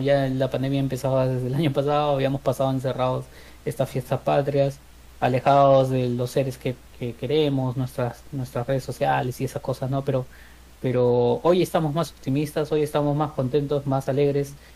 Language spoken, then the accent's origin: Spanish; Peru; como peruano